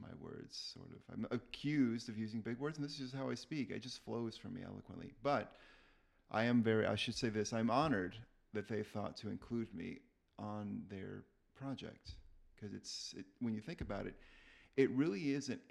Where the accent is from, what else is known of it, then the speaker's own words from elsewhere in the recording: Texas, United States; I grew up in Texas. I went to a high school